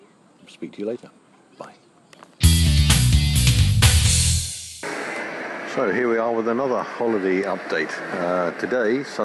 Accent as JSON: {"language": "English", "country": "United Kingdom", "said": "as a Brit"}